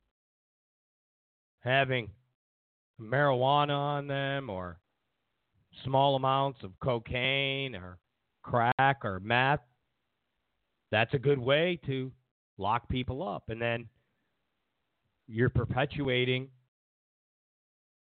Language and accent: English; Rochester, New York, United States; also born or lived in Penfield, New York; I'm from Rochester, New York. I lived in Penfield.